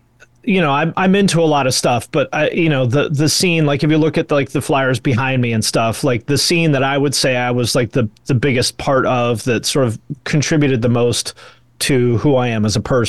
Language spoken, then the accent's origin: English; West Coast, United States; I mean, I grew up on the West Coast and I grew up around the ocean my whole life and stuff.